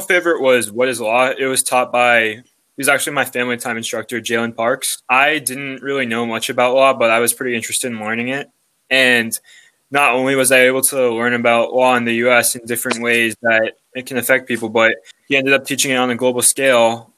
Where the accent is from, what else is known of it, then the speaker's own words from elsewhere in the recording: Los Angeles, California, United States; I'm from Los Angeles, California.